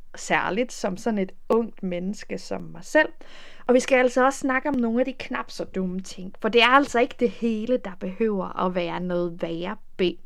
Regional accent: Denmark; moved away as an adult; now in Netherlands; hjemme i Danmark

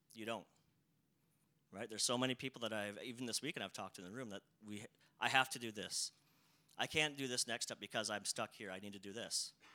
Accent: South Dakota, United States; I grew up in a town of about like 300 people, right? So a very, very small town, rural area. Um, uh, I still live in South Dakota

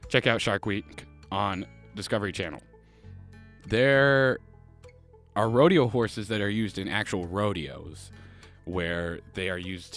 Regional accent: Canada; I'm from Canada

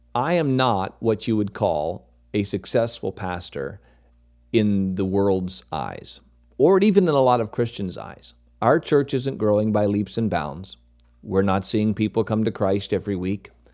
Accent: Maine, United States; moved away as an adult; also born or lived in North Carolina; I grew up in Maine, moved away, went to college, pastored for a little over ten years in North Carolina

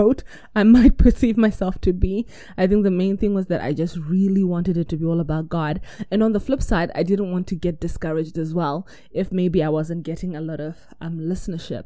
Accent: New Zealand; I'm from New Zealand

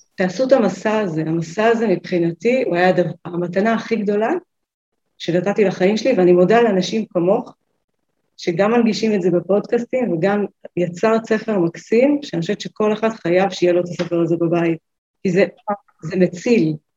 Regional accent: Northern Israel, Israel; אני מהצפון

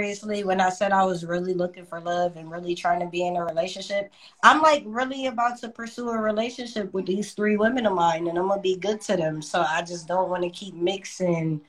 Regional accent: New York, United States; I was born in New York. It's on my birth certificate

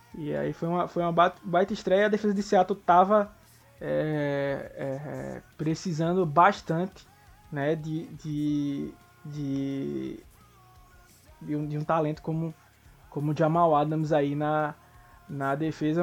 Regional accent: São Paulo, Brazil; accent: Zona Leste de São Paulo; also born or lived in Recife; esse meu sotaque aí da Zona Leste de São Paulo

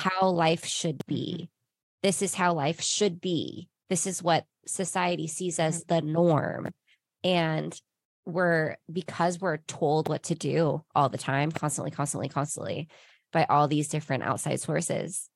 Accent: Ventura, California, United States; born or raised there; moved away as an adult; now in Costa Mesa, United States

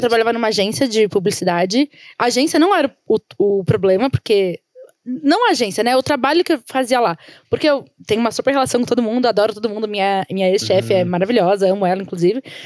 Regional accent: São Paulo, Brazil; A gente veio da Zona Leste de São Paulo

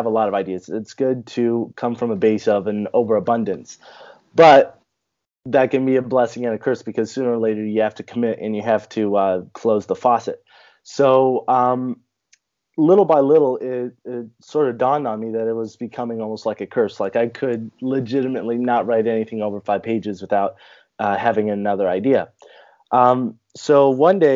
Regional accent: California, United States; I'm an author from California. I was born and raised in a pretty small town way out in the mountains.

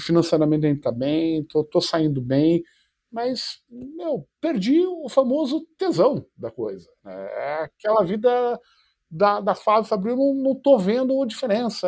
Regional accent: Curitiba, Paraná, Brazil; moved away as an adult; also born or lived in Tomar, Portugal; now in São Paulo, Brazil; como eu cresci em Curitiba

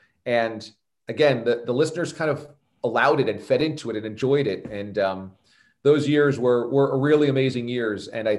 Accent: New York, United States; also born or lived in Miami / Boston; as a New Yorker

